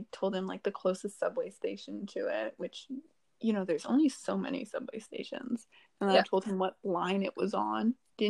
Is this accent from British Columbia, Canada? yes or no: no; Toronto, Ontario, Canada; And I was like, oh, wow, me too.